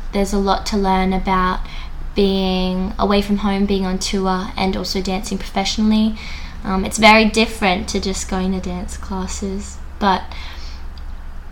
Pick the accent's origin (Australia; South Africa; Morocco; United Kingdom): Australia; Menai, New South Wales; my hometown of Menai